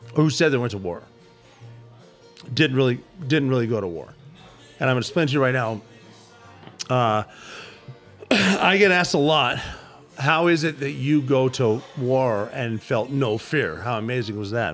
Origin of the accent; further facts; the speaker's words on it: Butte, Montana, United States; moved away; I'm from Butte, Montana.